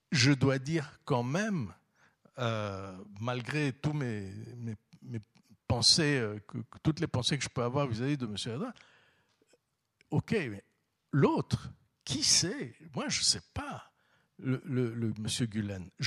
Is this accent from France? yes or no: no; Istanbul, Turkey; Donc bien sûr, quand je suis à Istanbul, je suis né en Karam, j'ai grandi à Istanbul. Bien sûr, je suis très très attaché à, à, cet endroit